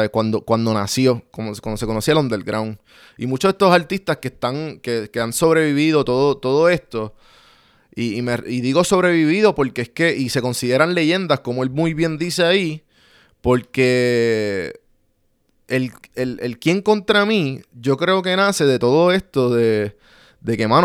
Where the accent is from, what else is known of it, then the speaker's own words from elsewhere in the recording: Puerto Rico; So que, eh, como puertorriqueños, tenemos que entender